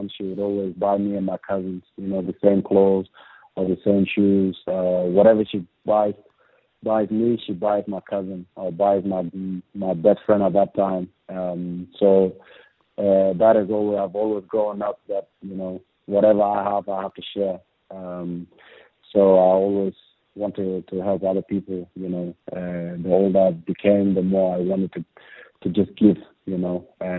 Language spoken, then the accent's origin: English; Andrews Farm, South Australia, Australia; born or raised there